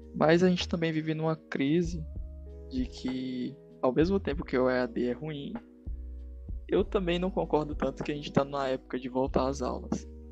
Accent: Northeast Region, Brazil; a gente não é de São Paulo. A gente é da região Nordeste

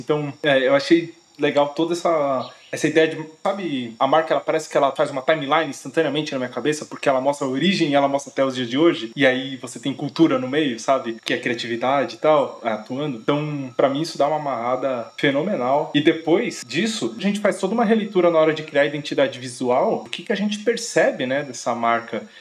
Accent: ABC region of São Paulo, Brazil; Nós somos aqui do ABC de São Paulo

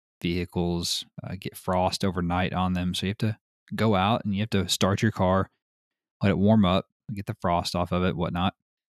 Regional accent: United Kingdom; I'm British.

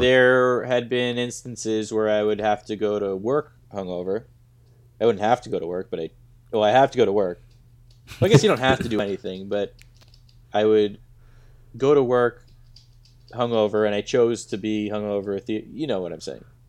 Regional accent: United States; I grew up in America.

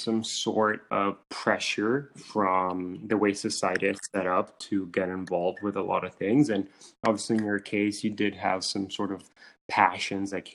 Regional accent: Italy; Growing up in Italy

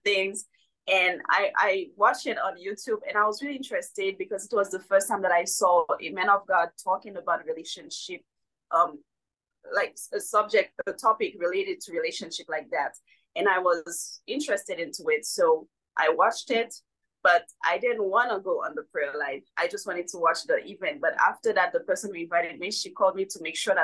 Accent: Haiti; moved away as an adult; now in United States; I was born and raised in Haiti, and I unexpectedly moved in the US in July 2021.

